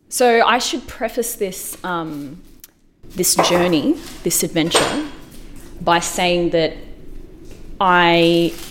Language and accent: English; Melbourne, Victoria, Australia; As a kid, growing up in Melbourne in the early 90s